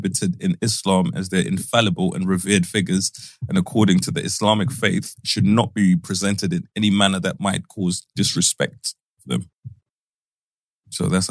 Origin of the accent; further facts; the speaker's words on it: Zimbabwe; growing up in Zimbabwe